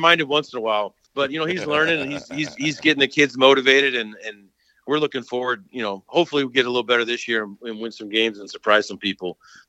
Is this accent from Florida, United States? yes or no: no; Utah, United States; moved away as an adult; now in Columbus, North Carolina, United States; I grew up in Utah. I played high school ball in Utah